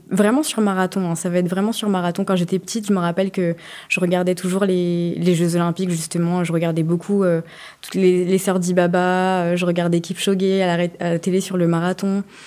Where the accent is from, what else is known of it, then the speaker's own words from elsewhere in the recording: France; j'étais la première française